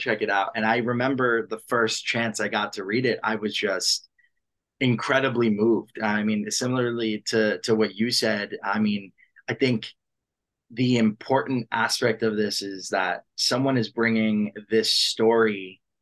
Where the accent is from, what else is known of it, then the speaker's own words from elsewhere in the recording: Long Island, New York, United States; I'm from New York, born and raised in New York, just outside on Long Island